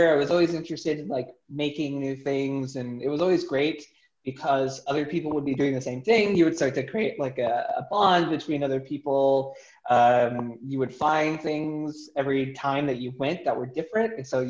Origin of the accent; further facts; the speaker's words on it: San Antonio, Texas, United States; born there; And so I'm originally from San Antonio, where I was born, and kind of moved around a bit